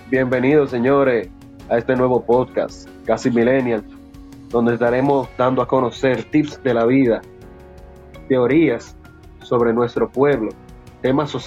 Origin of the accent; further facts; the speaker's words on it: Dominican Republic; 50 viralata, lata viralata, como todo dominicano.